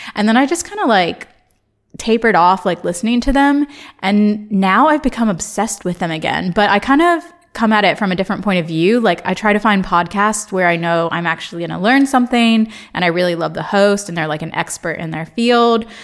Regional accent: Ohio, United States; born or raised there; accent: American; moved away as an adult; also born or lived in Chicago, United States; now in London, United Kingdom

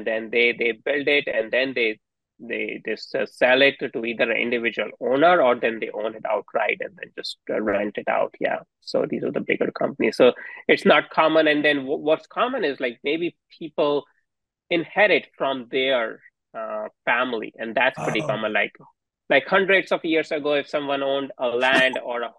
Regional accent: India; now in United States; So me and my wife didn't grow up in US. So we are immigrants here. And we grew up in India.

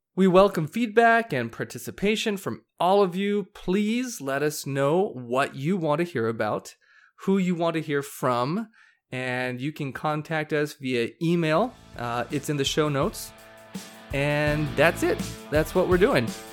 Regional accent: Hawaii, United States; now in Arizona, United States; I grew up surfing in Hawaii

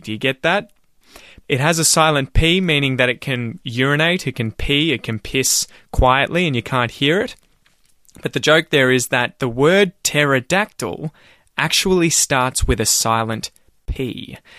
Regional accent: Ocean Grove, Victoria, Australia; also born or lived in North Melbourne; this house where I grew up back in Ocean Grove

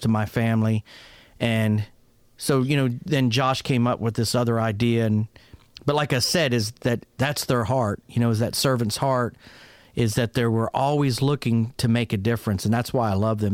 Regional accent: Pittsburgh, Pennsylvania, United States; moved away; also born or lived in Fort Worth, Texas; I was raised originally in Pittsburgh, Pennsylvania, uh, to an Italian family

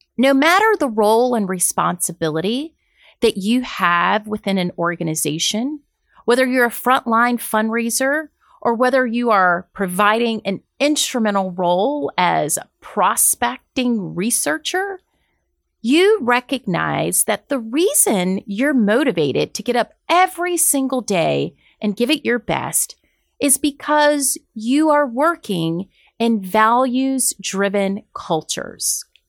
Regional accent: Deep South, United States; I'm from the Deep South

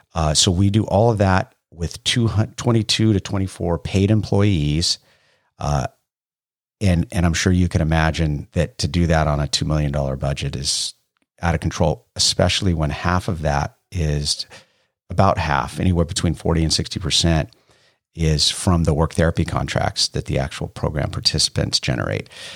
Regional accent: Bay Area, California, United States; moved away as an adult; I grew up in the Bay Area

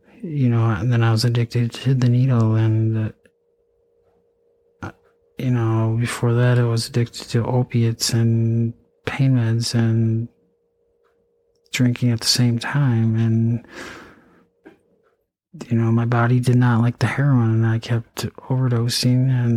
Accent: Eau Claire, Wisconsin, United States; also born or lived in Altoona, Wisconsin / St. Cloud, Minnesota; I went to, you know, high school in Eau Claire, Altoona, I mean. I was born in Eau Claire.

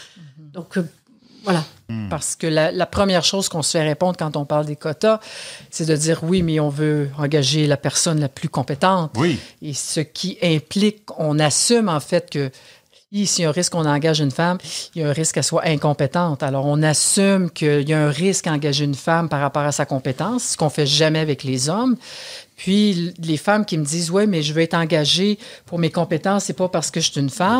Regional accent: Canada; chez nous au Canada

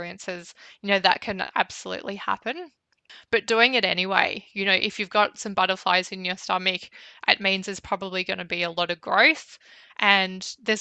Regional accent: Bendigo, Victoria, Australia; moved away as an adult; I was from Bendigo

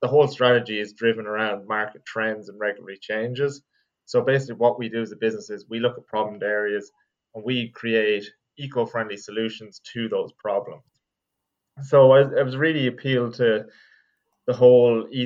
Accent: Longford, County Longford, Ireland; moved away as an adult; also born or lived in Carlow; now in Dublin, Ireland; I'm from Longford, and I've been living in Dublin for about the last 5 or 6 years

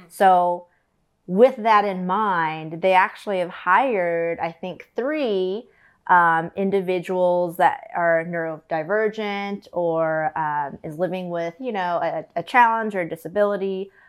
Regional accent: Collinsville, Illinois, United States; moved away; My hometown is Collinsville, Illinois.

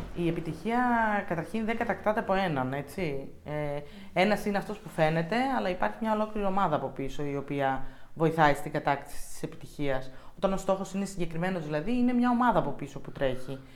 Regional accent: Thessaloniki, Central Macedonia, Greece; μεγάλωσα στη Θεσσαλονίκη

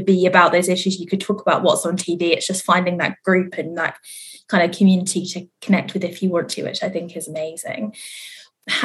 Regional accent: Reading, South East England, United Kingdom; I'm from Reading originally, which is in the area where it's very conservative

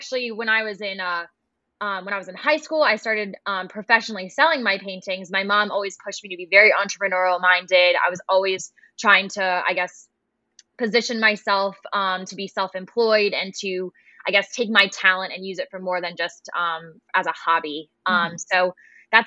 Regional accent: Annapolis, Maryland, United States; I am from Annapolis, Maryland

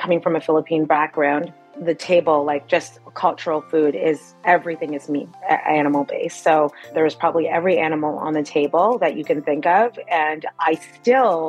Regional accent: Mississauga, Ontario, Canada; I was born and raised in Mississauga, Ontario in Canada.

